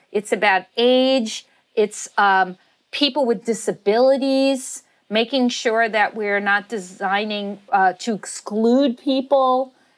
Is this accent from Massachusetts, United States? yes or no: no; New York City, New York, United States; a woman growing up in Staten Island